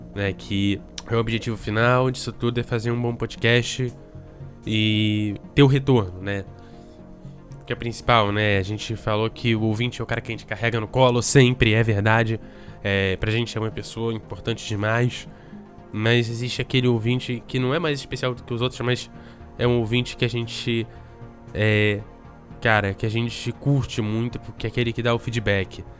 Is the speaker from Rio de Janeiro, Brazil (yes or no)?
yes; Rio de Janeiro, Brazil; now in Espírito Santo, Brazil; eu sou carioca